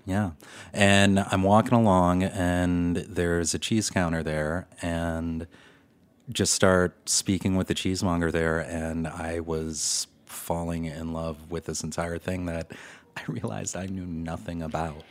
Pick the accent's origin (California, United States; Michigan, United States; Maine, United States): Michigan, United States; Detroit; also born or lived in Chicago; now in New York City, United States; I'm originally from Detroit